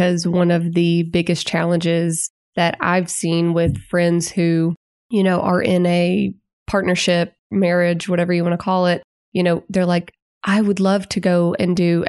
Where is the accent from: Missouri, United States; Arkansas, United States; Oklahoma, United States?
Arkansas, United States; Little Rock; now in Northwest Arkansas, United States; Little Rock.